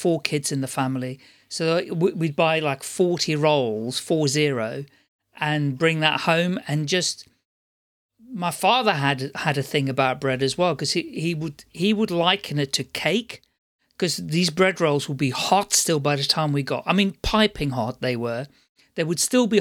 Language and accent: English; Amsterdam, North Holland, Netherlands; moved away; I'm originally from the Netherlands, Amsterdam